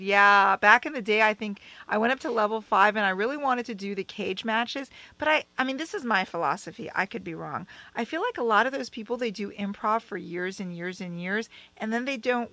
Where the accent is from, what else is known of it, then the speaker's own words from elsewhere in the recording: Bethesda, Maryland, United States; moved away; I joined SAG in my hometown, Bethesda, Maryland